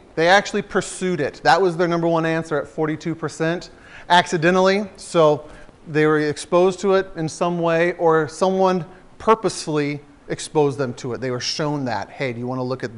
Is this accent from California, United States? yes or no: yes; San Diego, California, United States; I grew up in San Diego